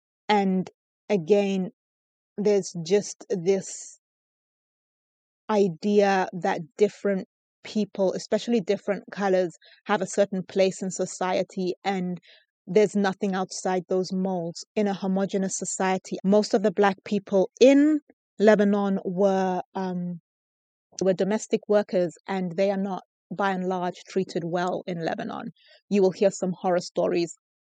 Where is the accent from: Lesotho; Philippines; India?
Lesotho; also born or lived in United Kingdom; people I'm Basotho. And then sometimes I would tell people that I'm British. It really depends on who you're speaking to. It's like, if I'm from Lesotho, it's like, oh, okay, great. You're from Lesotho.